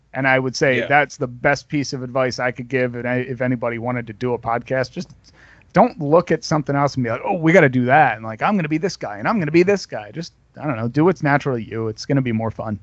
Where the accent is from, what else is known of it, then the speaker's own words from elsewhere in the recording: New Jersey, United States; now in Grand Rapids, United States; I grew up in New Jersey